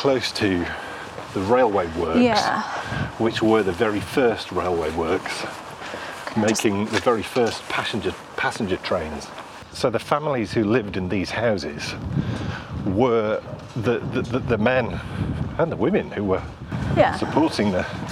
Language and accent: English; Askham Bryan, Yorkshire and the Humber, United Kingdom; when I was growing up in Askham Bryan.